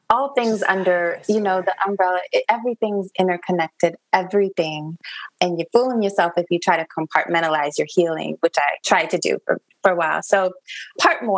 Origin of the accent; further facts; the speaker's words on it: Niger; moved away; also born or lived in United States; My heart has always been in Niger, West Africa. That's where I was raised